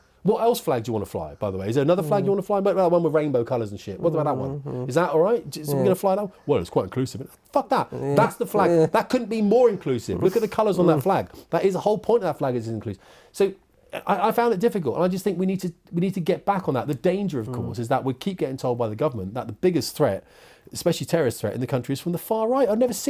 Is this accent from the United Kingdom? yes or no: yes; United Kingdom; I'm a Muslim and I'm British. I want to see British Muslims.